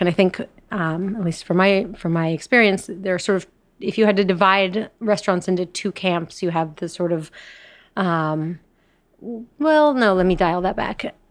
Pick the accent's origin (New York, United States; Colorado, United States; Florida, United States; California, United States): Colorado, United States; I'm from Colorado